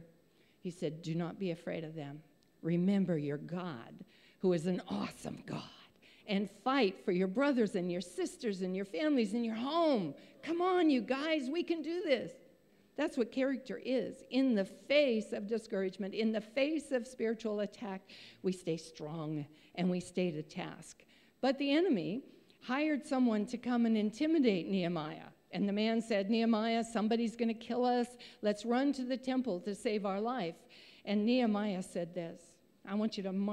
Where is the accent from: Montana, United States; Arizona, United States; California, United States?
Montana, United States; I'm a grandma from Montana